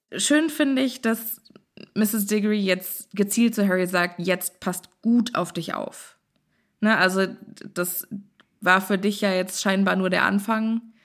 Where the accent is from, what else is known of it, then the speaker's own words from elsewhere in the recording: Germany; also born or lived in Texas; wir Deutschen